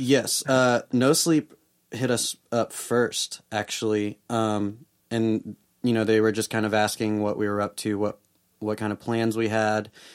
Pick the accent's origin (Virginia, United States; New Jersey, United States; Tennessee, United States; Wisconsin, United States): Tennessee, United States; Memphis; now in Nashville, United States; I grew up in Memphis